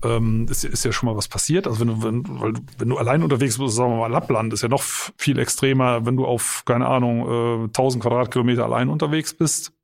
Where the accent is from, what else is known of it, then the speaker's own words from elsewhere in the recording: Eifel, Germany; bei uns in der Eifel